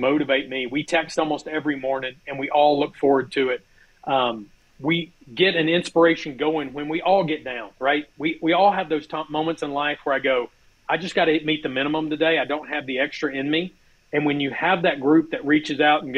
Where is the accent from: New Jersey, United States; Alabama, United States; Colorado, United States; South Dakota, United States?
Alabama, United States; I am from Alabama